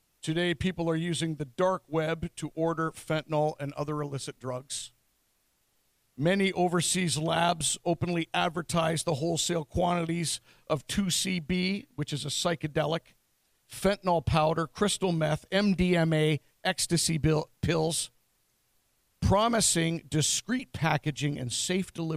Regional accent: London, Ontario, Canada; also born or lived in Norwich, Ontario; my hometown of London, Ontario

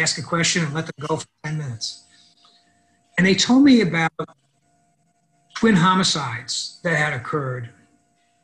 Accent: New York City, New York, United States; I grew up in the South Bronx and in a neighborhood called Highbridge

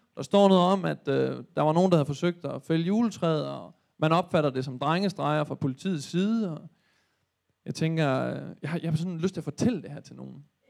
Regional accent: Thy, North Denmark Region, Denmark; moved away; hjemme i Thy

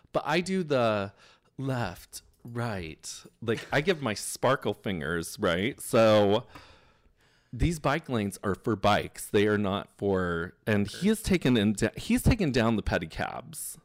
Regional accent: Indiana, United States; now in New York, United States; I'm from the Midwest.

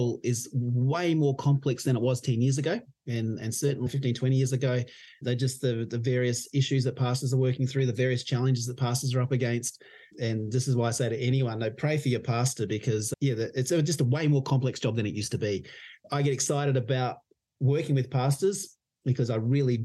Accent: Mildura, Victoria, Australia; I grew up in Mildura.

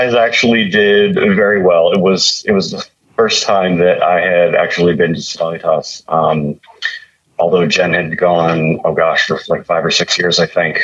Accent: Indiana, United States; also born or lived in Virginia; we moved from Virginia back to my home state of Indiana

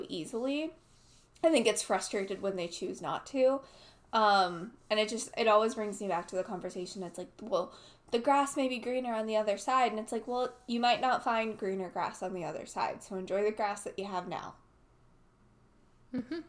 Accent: United States; growing up in America

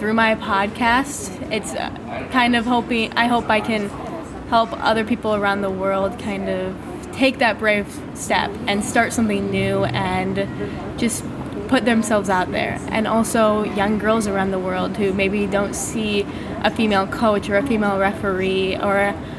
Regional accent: Iowa, United States

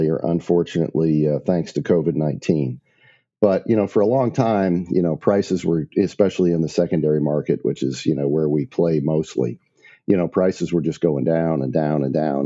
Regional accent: Maumee, Ohio, United States; moved away as an adult; also born or lived in Portsmouth, Virginia; I grew up in Maumee, Ohio, which is right outside of Toledo.

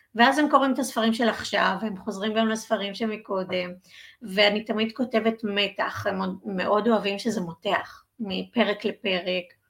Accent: Udim, Central District, Israel; גדלתי במושב אודים

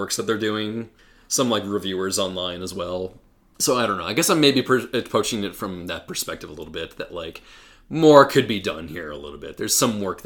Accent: United States; knowing that I am an American, where, over in the U.S.

